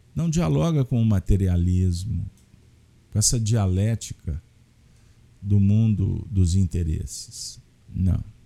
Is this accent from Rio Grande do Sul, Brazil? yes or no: no; Minas Gerais, Brazil; como mineiros, que nos que preservamos tanto, que cuidamos tanto da família